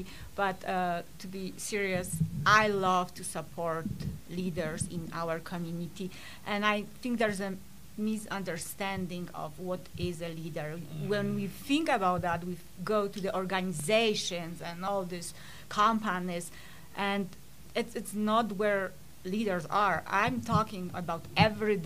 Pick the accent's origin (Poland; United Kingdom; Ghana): Poland; moved away; I was born in Poland during communism